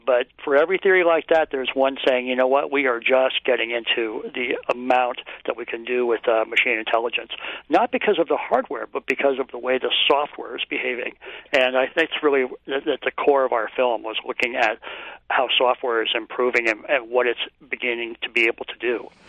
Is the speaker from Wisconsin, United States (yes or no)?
no; Palo Alto, California, United States; I grew up in in Palo Alto